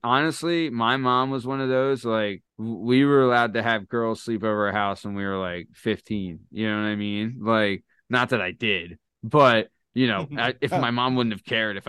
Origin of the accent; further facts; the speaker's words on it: Lansdale, Pennsylvania, United States; now in Montgomeryville, United States; I'm from Lansdale also.